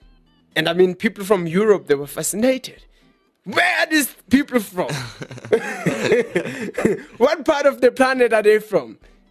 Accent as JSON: {"language": "English", "country": "South Africa", "said": "we're from South Africa."}